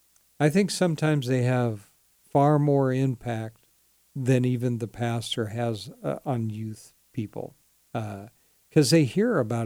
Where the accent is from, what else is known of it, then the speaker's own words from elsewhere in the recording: United States; born there; I must be a Christian guy, right? I mean, I was born here.